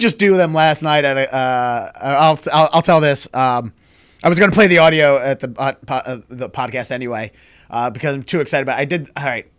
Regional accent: Baltimore, Maryland, United States; I'm from Baltimore

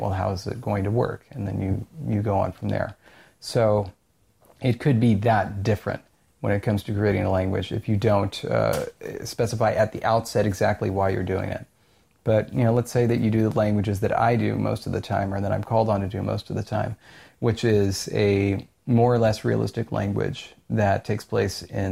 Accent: Orange County, California, United States; I'm from Orange County

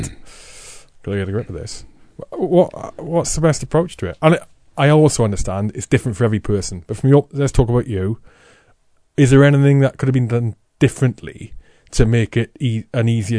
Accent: Wales, United Kingdom; growing up in Wales

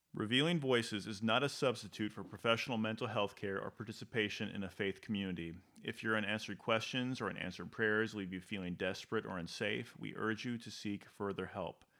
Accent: Detroit, Michigan, United States; moved away; I was born in Detroit

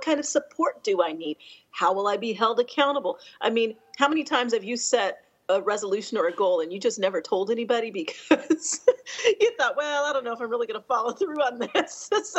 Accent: Denver, Colorado, United States; now in Atlanta, United States; I grew up in Colorado from the age of 10. My dad was mm-hmm. stationed there. I'm an Air Force brat. And so I consider that where I grew up.

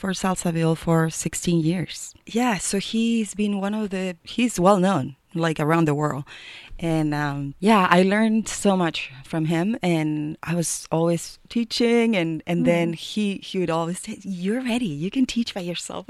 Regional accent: Chile; now in Boulder, United States; I'm from Chile

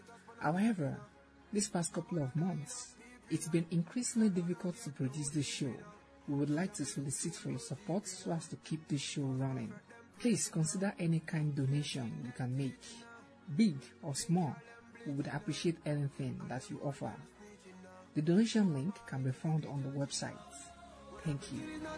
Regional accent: Nigeria; I'm from Nigeria.

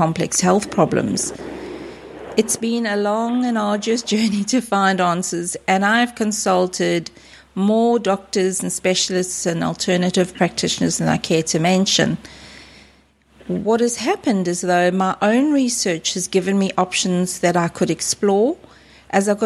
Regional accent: South Africa; moved away as an adult; now in Australia; I grew up and lived in South Africa until early 2001, when I migrated to Australia, this beautiful place that I now call home.

